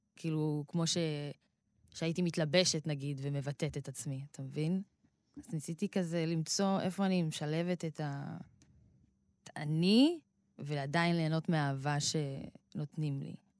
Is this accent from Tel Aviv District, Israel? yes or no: no; Rehovot, Central District, Israel; אני באה מקריית משה ברחובות, שזו שכונה של שרוב התושבים בה הם אה, מהקה, מהקהילה האתיופית